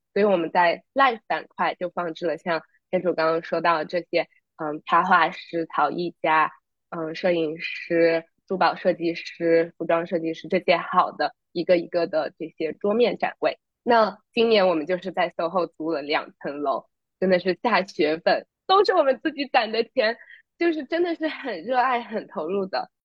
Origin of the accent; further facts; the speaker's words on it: China; moved away as an adult; now in New York, United States; 我作为一个真的土生土长的中国人，我在国内一直待到高中毕业才出来读书呢